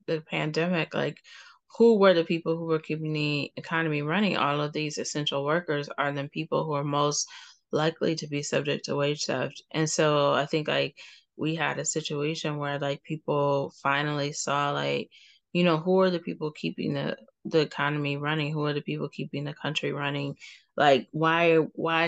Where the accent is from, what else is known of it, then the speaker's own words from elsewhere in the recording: Cleveland, Ohio, United States; I'm from Cleveland